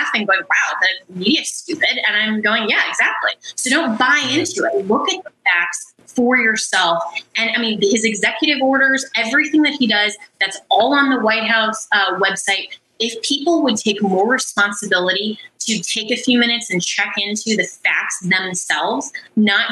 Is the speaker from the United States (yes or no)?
yes; Colorado, United States; I come from Colorado